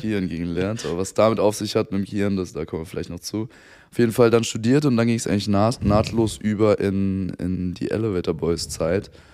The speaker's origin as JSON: {"language": "German", "town": "Frankfurt", "region": "Hesse", "country": "Germany", "said": "ich komme aus Frankfurt"}